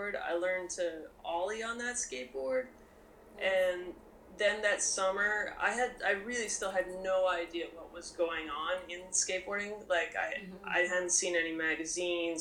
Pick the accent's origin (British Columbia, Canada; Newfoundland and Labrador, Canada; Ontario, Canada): British Columbia, Canada; Kelowna; I'm from British Columbia, Canada. I grew up, like, about a 6-hour drive inland from Vancouver near a town called Kelowna.